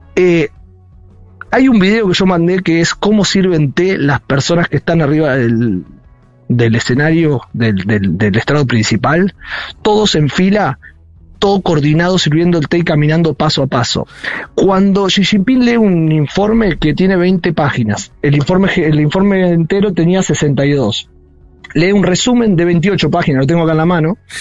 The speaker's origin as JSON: {"language": "Spanish", "town": "Saladillo", "region": "Buenos Aires Province", "country": "Argentina", "moved": "yes", "said": "mi pueblo también, yo soy de Saladillo"}